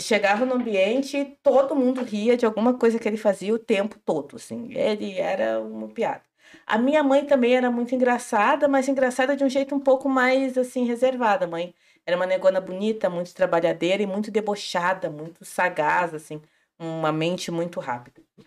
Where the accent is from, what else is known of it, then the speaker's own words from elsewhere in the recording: General Câmara, then Porto Alegre metropolitan region, interior of Rio Grande do Sul, Brazil; also born or lived in Charrua; Eu nasci em General Câmara e tenho familiares em Minas do Leão